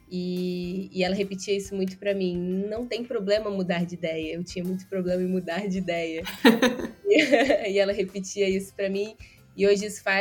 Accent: Rio de Janeiro, Brazil; accent: carioca; Mas eu sou do Rio de Janeiro, nasci, é, cresci no interior e vim estudar no Rio, né? Então, hoje meu, meu sotaque tá bem, bem carioca mesmo.

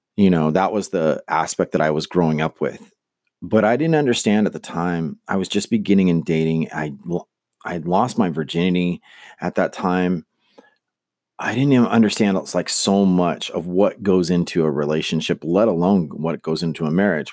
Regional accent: Manteca, California, United States; also born or lived in Lodi, California; I was growing up in Manteca, California, which is a, a, it was a farm town

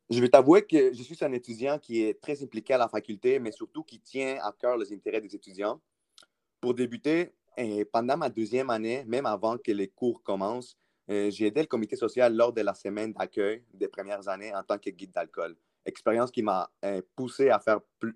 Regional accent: South Shore of Montreal, Quebec, Canada; moved away as an adult; also born or lived in Peru; now in Ottawa, Canada; je suis né au Pérou. J'ai immigré au Canada à l'âge de 11 ans avec mes parents et mon frère. J'ai grandi à la rive sud de Montréal

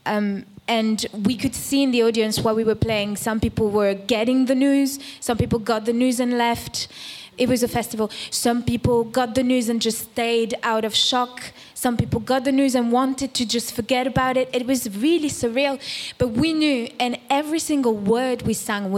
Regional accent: France; also born or lived in Cuba; we are made of what it means to be Cuban, of what it means to be French

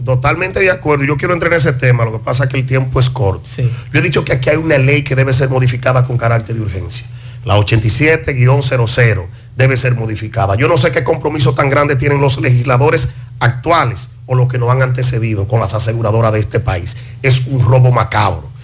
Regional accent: Palmar Arriba, Santiago, Dominican Republic; nosotros, que somos oriundos del Distrito Municipal de Parmar Arriba

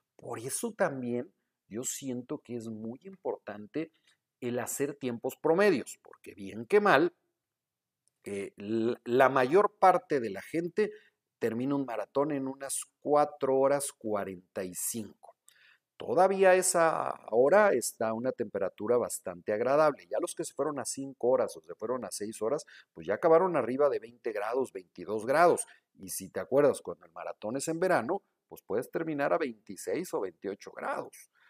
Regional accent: Guadalajara, Jalisco, Mexico; now in Monterrey, Mexico; vivo en Monterrey, pero soy de Guadalajara

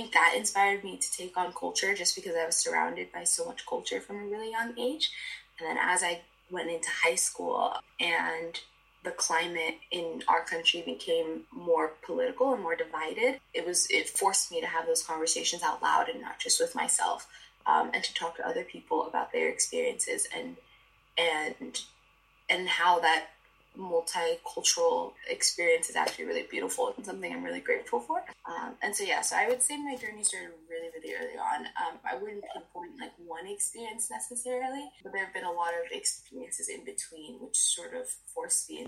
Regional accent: Miami, Florida, United States; I'm from Miami

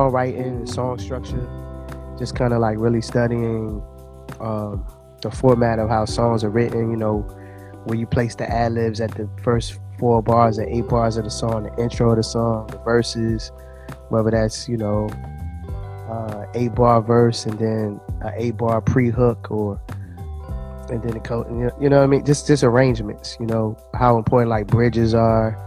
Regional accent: New Jersey, United States; moved away; also born or lived in Washington, D.C.; I was born in New Jersey.

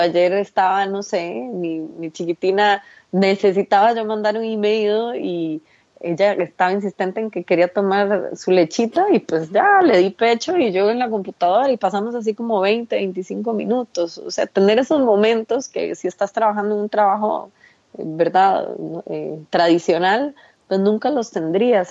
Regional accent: Costa Rica; en mi país usamos un dicho, en Costa Rica usamos un dicho

